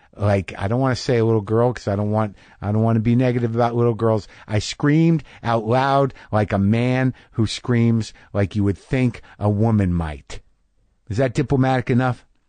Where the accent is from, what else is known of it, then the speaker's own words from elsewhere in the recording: New Mexico, United States; I grew up in New Mexico